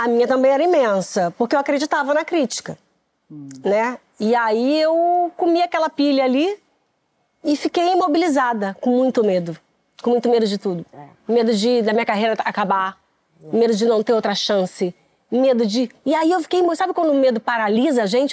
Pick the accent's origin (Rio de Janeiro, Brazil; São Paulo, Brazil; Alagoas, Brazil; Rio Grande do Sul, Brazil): Rio de Janeiro, Brazil; Eu morei no Meier até os meus 10 anos de idade